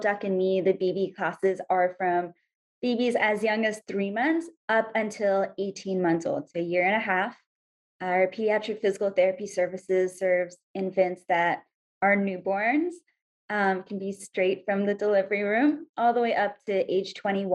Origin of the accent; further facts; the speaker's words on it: India; now in Hawaii, United States; I'm Indian.